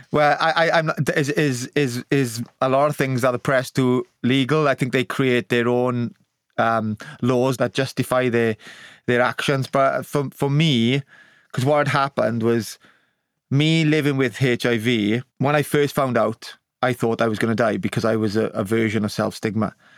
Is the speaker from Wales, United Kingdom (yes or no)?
yes; Wales, United Kingdom; the honour of being born Welsh